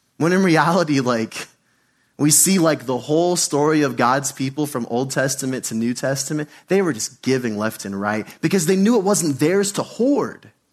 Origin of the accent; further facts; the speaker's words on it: United States; Being an American in church